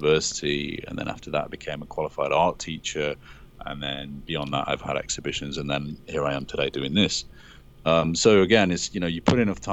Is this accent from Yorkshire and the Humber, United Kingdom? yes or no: no; Liverpool, North West England, United Kingdom; moved away as an adult; now in Los Angeles, United States; living in England, I was lucky enough I was born in Liverpool, and they have these wonderful museums there full of dinosaur skeletons and things. And so I spent quite a lot of my childhood sitting underneath these skeletons